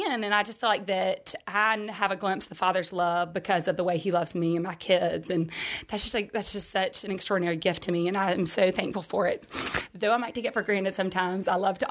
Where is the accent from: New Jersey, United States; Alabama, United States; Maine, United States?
Alabama, United States; Vestavia Hills; also born or lived in Sylacauga, Alabama; I grew up in Vestavia for a majority of my life. I did live in Sylacauga for 2 years of my life